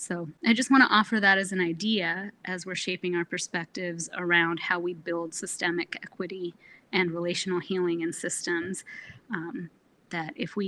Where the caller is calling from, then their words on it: Anchorage, Alaska, United States; I am calling in from Anchorage, which is the unceded, ungiven, unsold land of the Dena'ina people